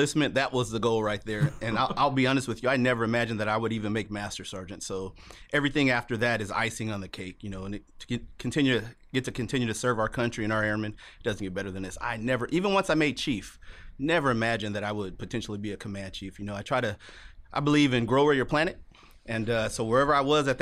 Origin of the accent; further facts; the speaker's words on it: Los Angeles, California, United States; moved away as an adult; growing up in Los Angeles, California